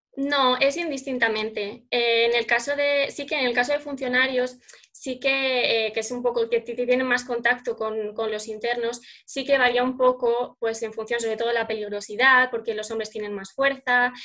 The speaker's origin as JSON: {"language": "Spanish", "town": "Salamanca", "region": "Castile and León", "country": "Spain", "said": "soy aquí de Salamanca"}